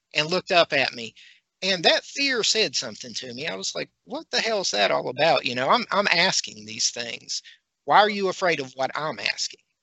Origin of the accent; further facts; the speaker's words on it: West Virginia, United States; I'm a redneck from West Virginia